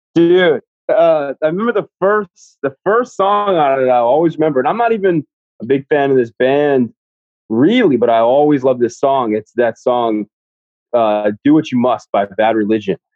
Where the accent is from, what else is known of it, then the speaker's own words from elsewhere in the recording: Flagler Beach, Florida, United States; now in Jacksonville, United States; I'm from like a small beach town called Flagler Beach